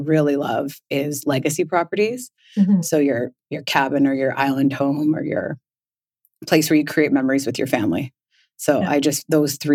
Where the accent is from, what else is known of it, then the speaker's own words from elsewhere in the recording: Victoria, British Columbia, Canada; moved away as an adult; also born or lived in Orange County, California; I grew up in Victoria, but I lived in Orange County in California for almost 10 years, I'd say. And I came back here for a brief visit and never left